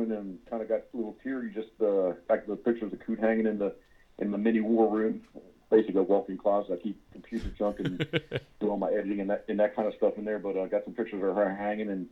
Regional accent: Havre de Grace, Maryland, United States; I'm originally from Havre de Grace, Maryland

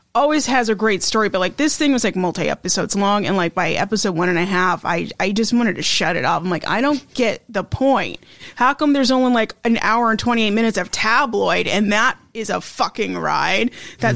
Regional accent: Idaho, United States; I am from Idaho

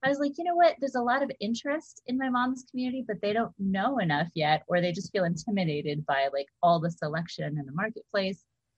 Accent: Hawaii, United States; also born or lived in East Coast / Bay Area / Southern California; I'm from wherever. I grew up in Hawaii, and I've lived on the East Coast, lived in Bay Area, lived in Southern California.

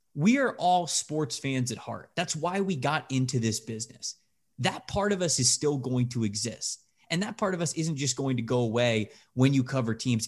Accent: just south of Tampa, Florida, United States; I'm not from the city of Tampa, but from just south of it. So that was my hometown team growing up

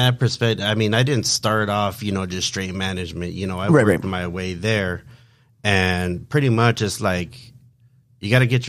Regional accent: Los Angeles, California, United States; originally I came from San Fernando Valley.

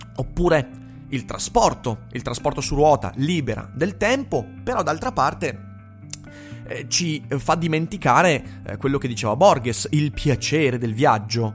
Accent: Vicenza, Veneto, Italy; sono vicentino

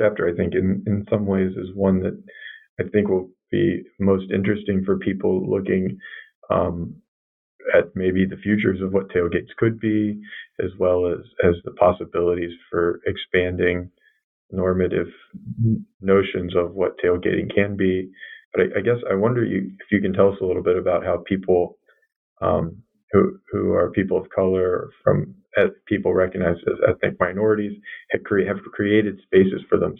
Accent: Midwest, United States; Yeah, I mean, I'm from the Midwest myself originally

